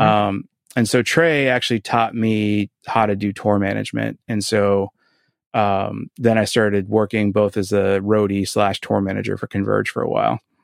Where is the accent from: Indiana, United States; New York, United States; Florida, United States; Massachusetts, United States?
Massachusetts, United States; Boston; also born or lived in Quincy; I was born in Boston and, uh, grew up in South Boston and went to high school in Quincy